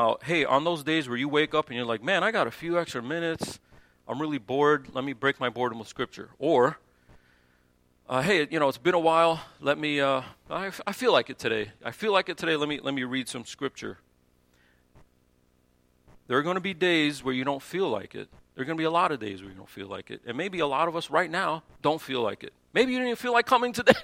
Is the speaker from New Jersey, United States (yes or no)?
yes; New Jersey, United States; moved away; growing up in Jersey, we had the crookedest sidewalks you've ever seen in your life